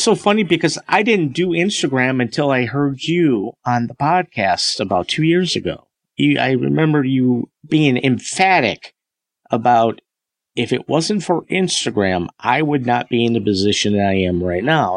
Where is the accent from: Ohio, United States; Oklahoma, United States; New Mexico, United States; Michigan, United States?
Michigan, United States; Northern; also born or lived in Greater Detroit, Michigan; we moved up to Northern Michigan. I think in 77